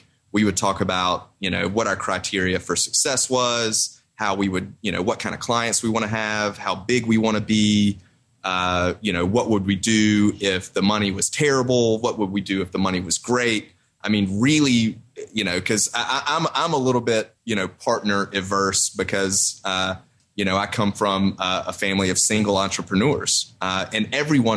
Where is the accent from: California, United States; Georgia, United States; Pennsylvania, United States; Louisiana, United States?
Georgia, United States; Augusta; also born or lived in Athens, Georgia; when I moved back to Augusta from college, from the University of Georgia